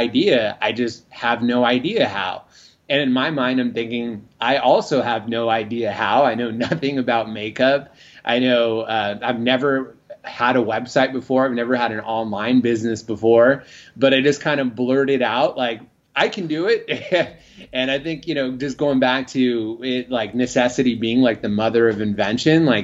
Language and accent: English; San Francisco Bay Area, Northern California, United States; moved away as an adult; also born or lived in Los Angeles; I'm originally from Northern California, the San Francisco Bay Area